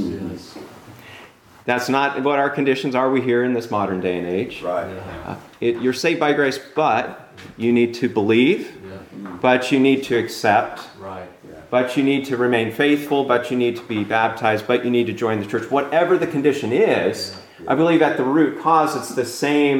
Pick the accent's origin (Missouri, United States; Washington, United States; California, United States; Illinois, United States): California, United States; I'm from California